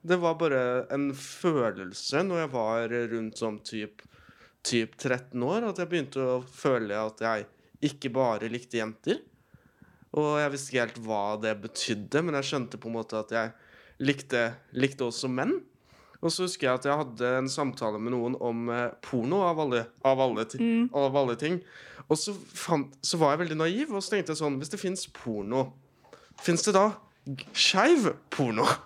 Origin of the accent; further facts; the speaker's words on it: Nøtterøy, Vestfold, Norway; Jeg er født og oppvokst på Nøtterøy.